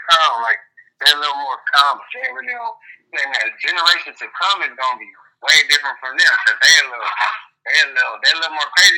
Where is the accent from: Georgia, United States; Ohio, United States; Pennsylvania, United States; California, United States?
California, United States; Los Angeles; I'm from Los Angeles, exactly, but I'm from Watts. We like right next to Compton